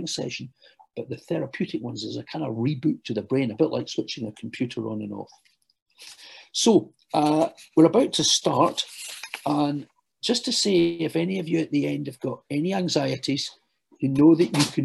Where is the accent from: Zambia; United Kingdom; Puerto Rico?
United Kingdom; Glasgow, Scotland; now in London, United Kingdom; I know you can tell from my accent, although I work in London, I hail from Glasgow